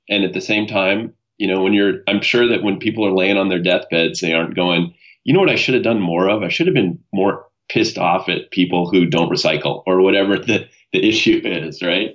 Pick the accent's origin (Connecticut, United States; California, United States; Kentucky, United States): California, United States; San Diego; now in Ventura, United States; I was born in San Diego, California. Um, my, uh, my parents divorced when I was pretty young, and um, I grew up primarily with my mother